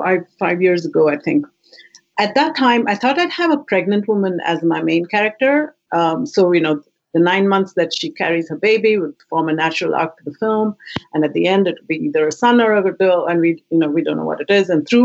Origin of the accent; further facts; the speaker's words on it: India; moved away as an adult; now in Canada; When I came straight from India, it was the first community I discovered was Hot Docs.